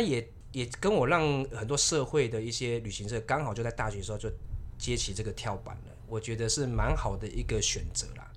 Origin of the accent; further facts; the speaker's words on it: Keelung, Taiwan; 我是土生土长的基隆人